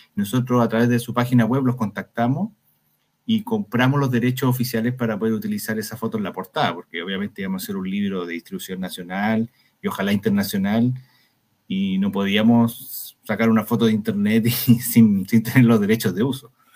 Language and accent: Spanish; Valparaíso, Chile; nosotros somos de Valparaíso además, ambos